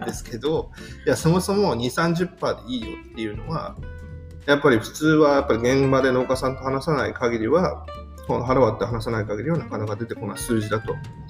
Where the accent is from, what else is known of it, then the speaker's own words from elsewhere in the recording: Akita, Japan; also born or lived in Tokyo; now in Shintomi, Japan; 僕も東北出身ですけど震災の当時は東京にいましたし、はい、出身と言いながらも僕の出身は秋田県